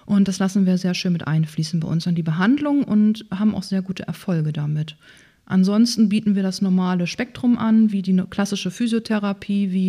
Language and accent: German; Breitenfelde, Schleswig-Holstein, Germany; also born or lived in Lower Saxony; Ja, gebürtig komme ich ganz aus der Nähe hier aus Breitenfelde. Ähm, ah. Da bin ich groß geworden, da bin ich in die Grundschule gegangen.